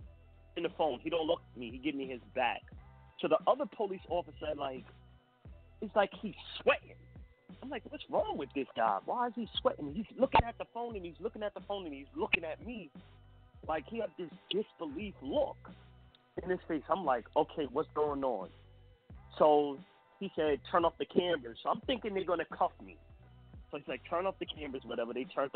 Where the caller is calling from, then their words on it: New York, United States; Peace. I'm from New York.